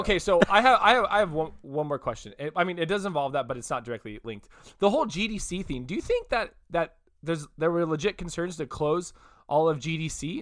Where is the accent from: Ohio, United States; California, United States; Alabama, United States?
California, United States; Modesto; when I was a little kid, we grew up in Modesto